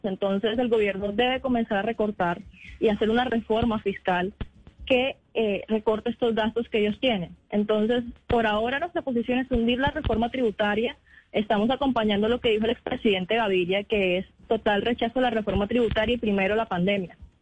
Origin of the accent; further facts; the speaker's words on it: Colombia; also born or lived in Barranquilla; como colombianos